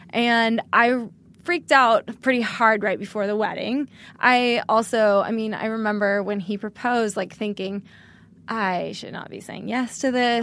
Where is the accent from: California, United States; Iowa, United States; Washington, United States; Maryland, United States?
California, United States; outside of Sacramento in the foothills, Northern; moved away; I'm from Northern California.